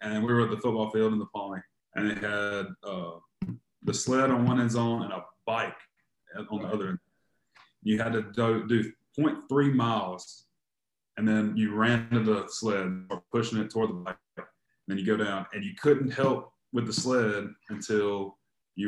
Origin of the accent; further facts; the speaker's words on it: Crystal Springs, Mississippi, United States; I'm from Crystal Springs, Mississippi, about 45 minutes south of Jackson. You know, just a little bitty town